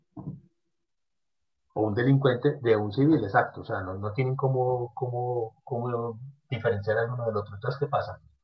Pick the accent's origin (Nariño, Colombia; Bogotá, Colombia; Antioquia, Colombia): Antioquia, Colombia; Medellín; en Medellín, en la ciudad de donde yo soy, mi ciudad natal